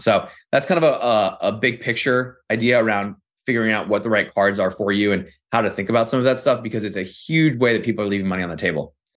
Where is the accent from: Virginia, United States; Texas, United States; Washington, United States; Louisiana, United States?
Virginia, United States; Northern; I'm from Northern Virginia